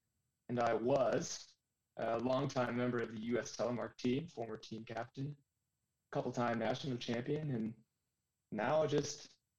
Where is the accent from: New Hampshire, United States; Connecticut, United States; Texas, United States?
New Hampshire, United States; Yeah. Thoroughbred Cannon skier. My parents used to drop me off, get rid of me in the morning.